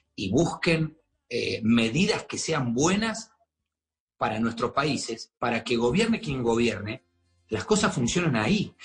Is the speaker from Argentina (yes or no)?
yes; Argentina; now in Miami, United States